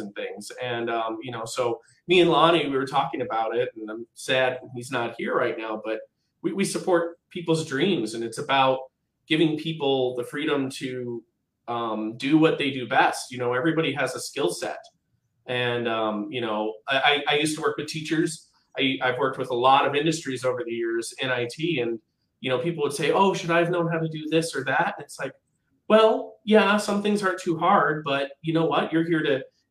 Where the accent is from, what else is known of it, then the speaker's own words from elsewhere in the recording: Midwest, United States; now in Portland, United States; I was raised in the Midwest, but my parents are from Portland